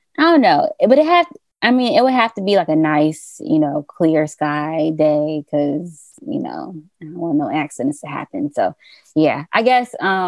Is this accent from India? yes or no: no; Atlanta, Georgia, United States; because I'm from Atlanta.